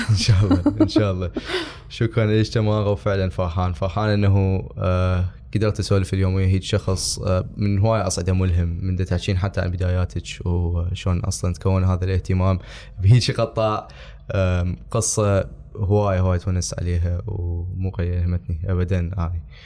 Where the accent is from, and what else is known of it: Iraq